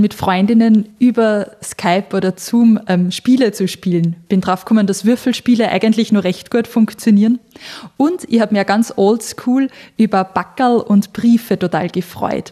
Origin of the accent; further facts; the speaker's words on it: Austria; moved away as an adult; now in Switzerland; ich bin ja frisch aus Österreich in die Schweiz gezogen vor ein paar Monaten